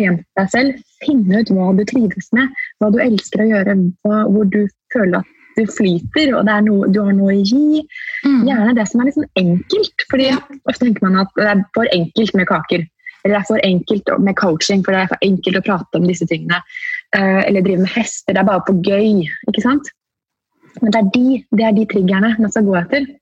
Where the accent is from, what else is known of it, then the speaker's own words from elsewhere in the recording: Oslo, Norway; da var jeg bare hjemme i Oslo